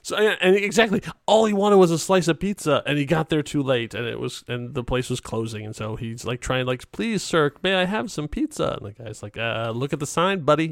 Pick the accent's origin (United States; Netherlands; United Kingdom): United States; Chicago, Illinois; I grew up in Chicago